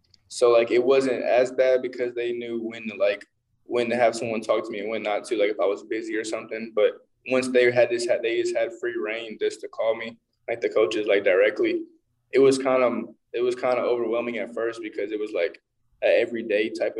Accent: Evansville, Indiana, United States; we're both from Evansville

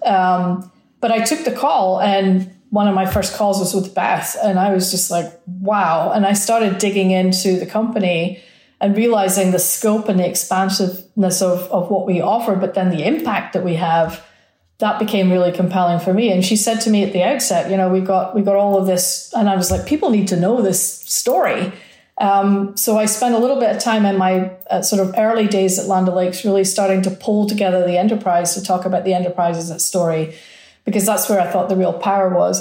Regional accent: Scotland, United Kingdom; also born or lived in Milwaukee; now in Arizona, United States; I come from Scotland

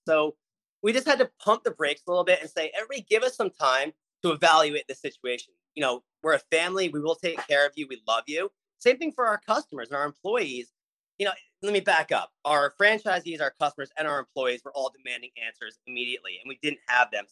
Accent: Seaside Heights, New Jersey, United States; I grew up in Seaside Heights, Tom's River

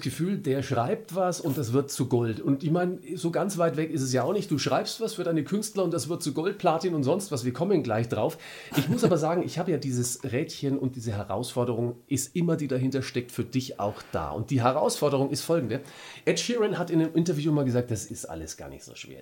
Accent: Franconia, Germany; bei uns in Franken

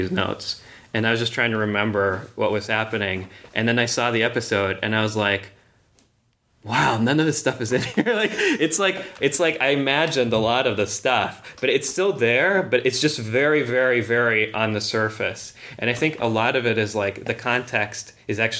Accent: Magnitogorsk, Chelyabinsk Oblast, Russia; moved away; I'm from Magnitogorsk, Russia, which is a factory town

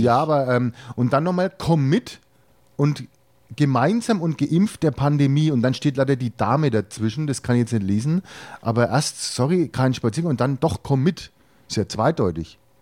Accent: Franconia, Bavaria, Germany; als Franke

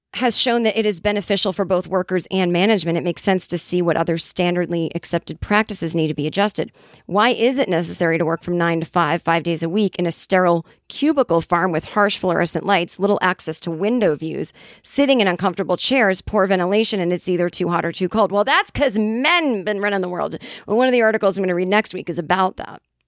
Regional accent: Boston, Massachusetts, United States; accent: Boston; we started talking in our Boston accents.

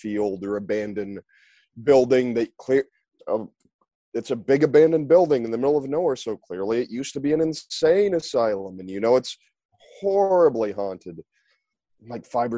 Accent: Oklahoma, United States; moved away; I'm from Oklahoma originally

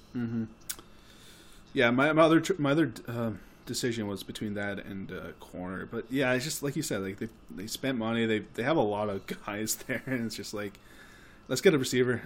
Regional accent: Canada; we're Canadian

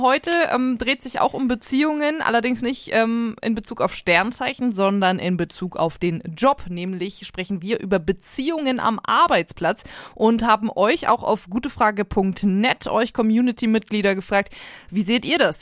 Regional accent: Hanover, Lower Saxony, Germany; now in Nuremberg, Germany; sowohl in Nürnberg, der Stadt, in der wir leben, als auch äh, Hannover, die Stadt, wo ich herkomme

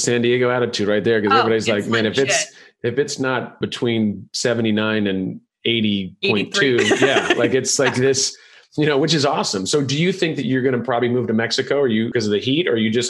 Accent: Ireland; see, I'm Irish and I have this very beautiful milky white skin

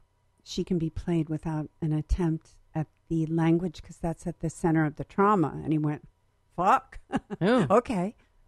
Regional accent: Ithaca, New York, United States; moved away as an adult; I was a jockette from Western New York, Central New York.

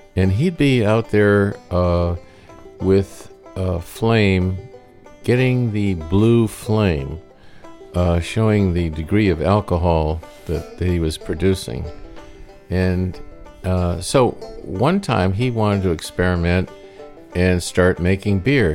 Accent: Maine, United States; also born or lived in Detroit, Michigan; we lived in Maine and we came from Detroit, and I was born in Detroit

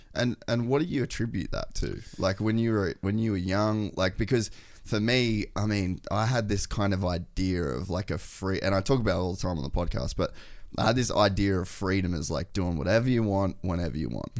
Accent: Cairns, Queensland, Australia; we grew up in Cairns and, like, Edmonton

